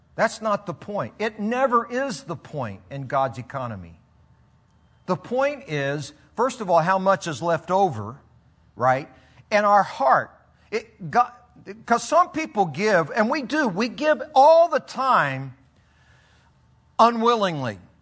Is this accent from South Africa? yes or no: no; Philippines; I grew up in the Philippines and then spent 28 years as a missionary